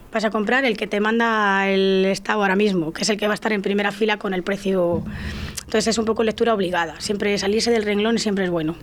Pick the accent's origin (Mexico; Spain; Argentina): Spain; La Parrilla / Portillo area, Castile and León; yo soy de la Peraja de Portillo